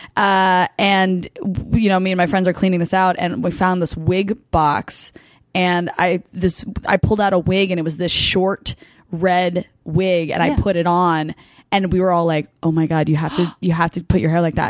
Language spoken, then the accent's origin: English; Hunterdon County, New Jersey, United States; I'm from Hunterdon County